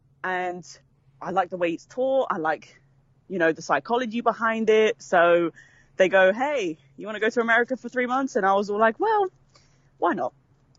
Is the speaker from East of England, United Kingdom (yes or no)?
no; London, United Kingdom; moved away; I am from England. I'm from London, the capital, you know, the place to be.